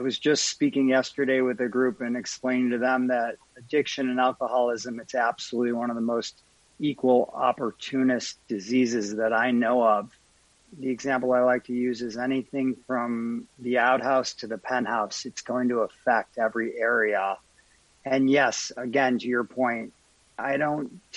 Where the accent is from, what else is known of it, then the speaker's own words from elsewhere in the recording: Highland Park, Illinois, United States; Born and raised in Highland Park, Illinois